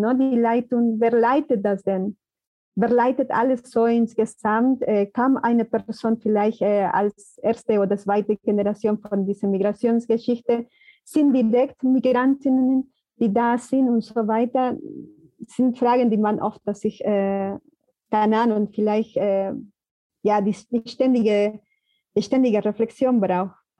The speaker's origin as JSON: {"language": "German", "country": "Peru", "second_language": "German", "moved": "yes", "lives_now": "Germany", "said": "Ich komme aus den Provinzen und da ist auch anders"}